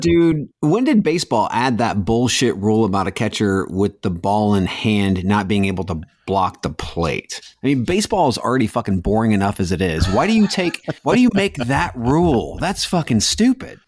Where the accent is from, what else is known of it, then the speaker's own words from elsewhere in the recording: Mansfield, Ohio, United States; growing up in Mansfield